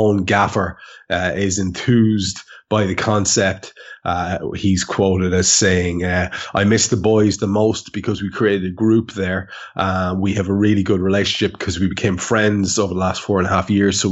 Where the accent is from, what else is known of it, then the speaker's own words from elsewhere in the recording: Ireland; as an Irishman